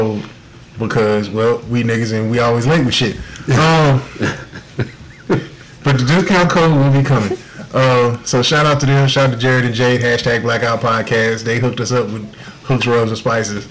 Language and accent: English; Houston, Texas, United States; I grew up in Houston